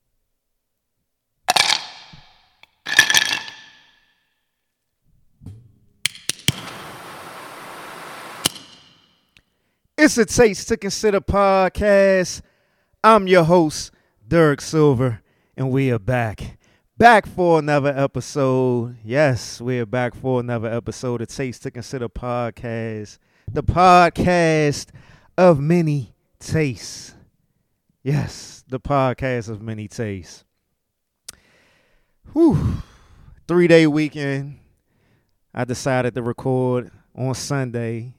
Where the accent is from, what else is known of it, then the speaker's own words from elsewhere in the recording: United States; accent: DMV; I'm talking in my DMV accent and a dialect right now.